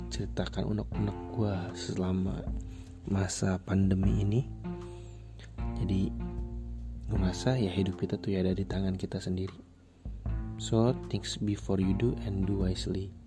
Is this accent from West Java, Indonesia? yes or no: yes; West Java, Indonesia; meskipun ya udah gue bukan orang sana gue orang Jawa Barat